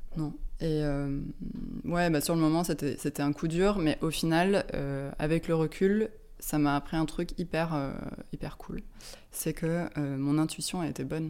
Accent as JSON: {"language": "French", "town": "Lyon", "region": "Auvergne-Rhône-Alpes", "country": "France", "tie": "born or raised there", "also_born_or_lived": "London", "moved": "as an adult", "lives_now": "Paris, France", "said": "J'ai grandi à Lyon"}